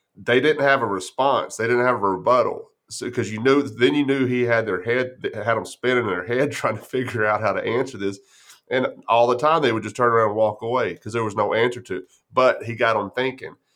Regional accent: Grape Creek, Texas, United States; I grew up in West Texas, it's a little town called Grape Creek, right side out of San Angelo

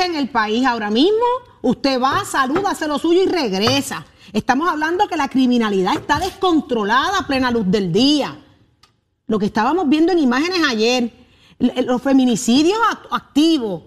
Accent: Puerto Rico; Yo soy puertorriqueña

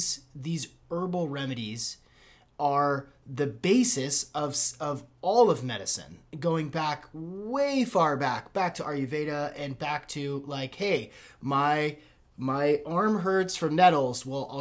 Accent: Seattle, Washington, United States; just growing up sort of a hippie kid in Seattle

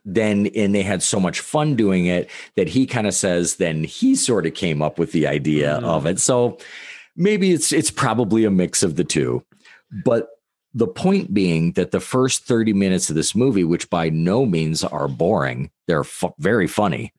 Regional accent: United States

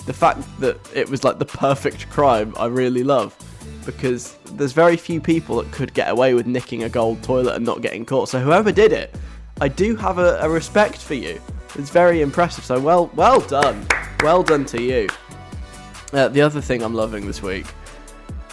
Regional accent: London, United Kingdom; I'm like a Londoner

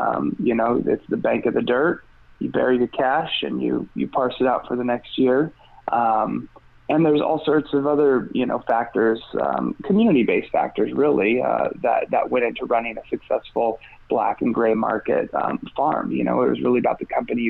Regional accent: Mendocino, California, United States; I'm from Mendocino

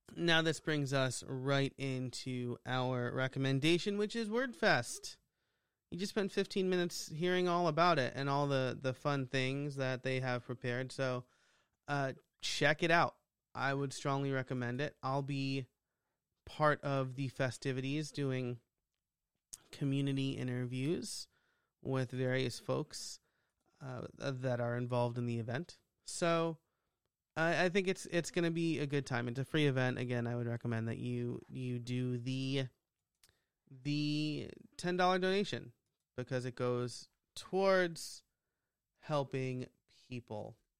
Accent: New York, United States; I'm from New York

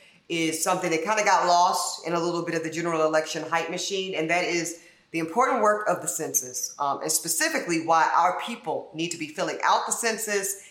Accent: Louisiana, United States; my home state of Louisiana

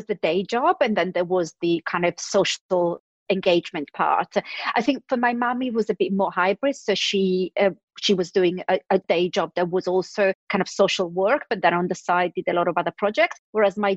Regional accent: Milan, Lombardy, Italy; now in London, United Kingdom; I was born in Milan in Italy and grew up there

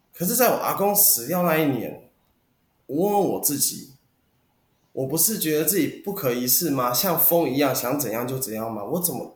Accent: Taoyuan, Taiwan; moved away as an adult; now in Tainan, Taiwan; 其实我是桃园人，如果我要销售保单，我会回桃园是最快的

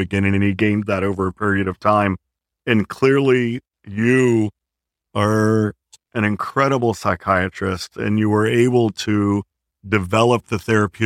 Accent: Alice, Texas, United States; I'm from Alice, Texas.

